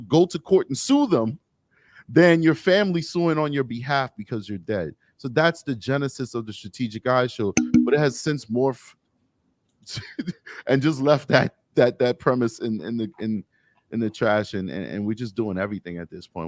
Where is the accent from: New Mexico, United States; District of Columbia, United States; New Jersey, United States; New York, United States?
New York, United States; New York City; Growing up in Harlem, 'cause I'm from New York City, when I grew up in Harlem